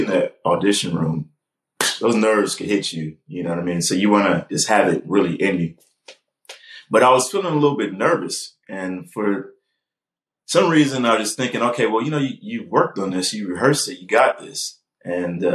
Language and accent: English; California, United States; I'm from California